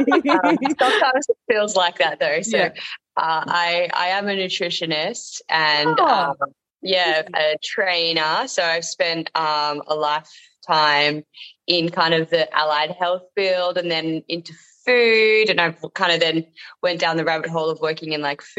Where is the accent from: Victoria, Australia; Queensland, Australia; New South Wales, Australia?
Victoria, Australia; Yarra Valley; moved away as an adult; also born or lived in Burleigh Heads, Gold Coast; now in Gold Coast, Australia; all my life growing up in the Yarra Valley